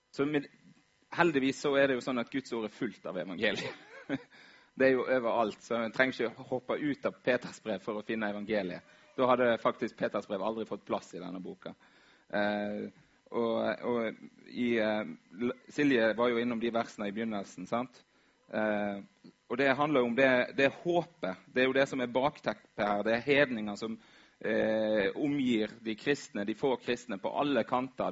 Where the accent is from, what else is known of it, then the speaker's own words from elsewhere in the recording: Vaksdal, Vestland, Norway; moved away; Var hjemme i Vaksdal